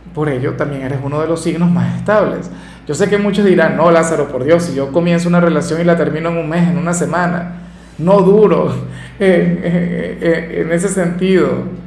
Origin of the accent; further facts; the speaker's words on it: Venezuela; En mi país, en Venezuela